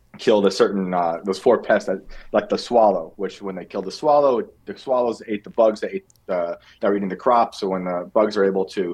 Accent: town next to West Point, New York, United States; my hometown was just flooded, destroyed, like biblically, a week or two ago

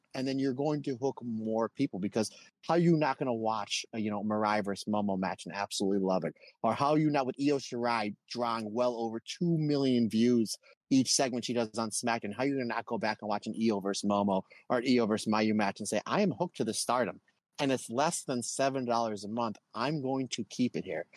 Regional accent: United States; I'm from America

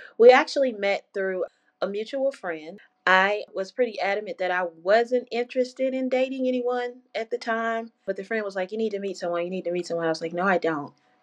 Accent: Louisiana, United States; moved away; I'm from Louisiana. And so at this time, I was living in Louisiana

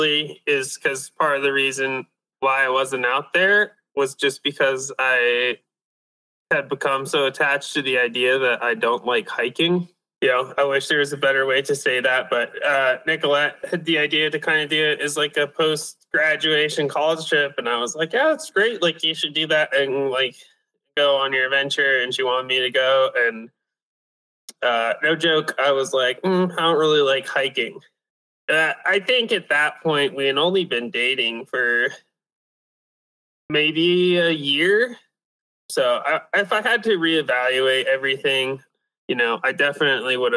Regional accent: Cheyenne, Wyoming, United States; now in Aspen, United States; I'm from Cheyenne, Wyoming. Like, I was born, raised there, graduated from high school there

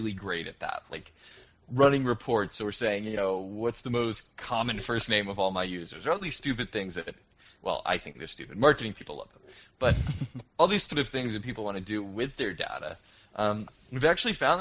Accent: United States; moved away as an adult; now in Toronto, Canada; Unspace is the company I work for here in Toronto. It's the reason I'm an American who's stuck up in the cold

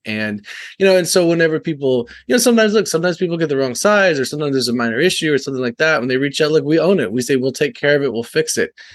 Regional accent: Texas, United States; also born or lived in San Francisco; I'm from Texas

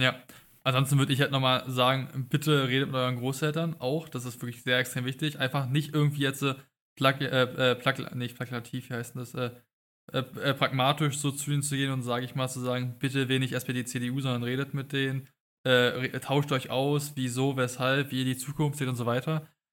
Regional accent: Brandenburg, Germany; Weil ich komme auch aus Brandenburg. Mein Brandenburg-Abi ist nicht viel besser

